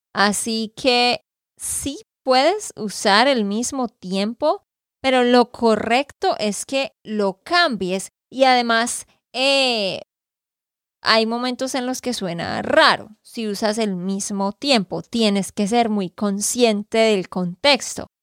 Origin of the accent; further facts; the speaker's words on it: Santander, Colombia; de Santander, Colombia